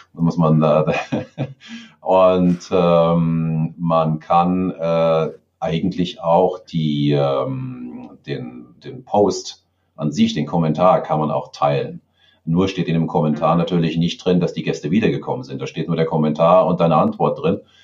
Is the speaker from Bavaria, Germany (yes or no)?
yes; Garmisch-Partenkirchen, Bavaria, Germany; hier bei uns in Garmisch